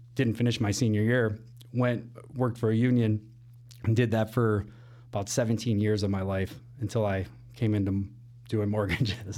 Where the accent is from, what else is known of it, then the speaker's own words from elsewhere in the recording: Elgin, Illinois, United States; moved away as an adult; now in Chicago, United States; born and raised Elgin, Illinois